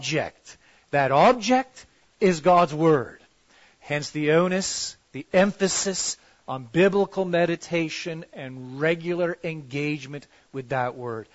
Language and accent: English; Toronto, Ontario, Canada; I'm from Toronto